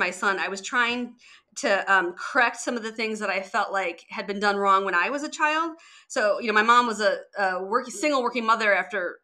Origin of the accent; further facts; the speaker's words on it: Detroit, Michigan, United States; I grew up in Detroit